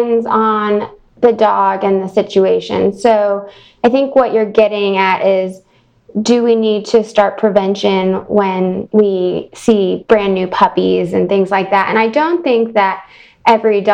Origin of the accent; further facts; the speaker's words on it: Louisville, Kentucky, United States; moved away as an adult; also born or lived in Virginia / Alabama / New York; now in Chicago, United States; I'm originally from Louisville, Kentucky, and grew up riding horses